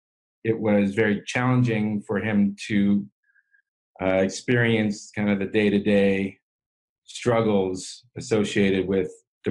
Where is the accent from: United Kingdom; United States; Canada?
United States; San Francisco, California; I grew up in San Francisco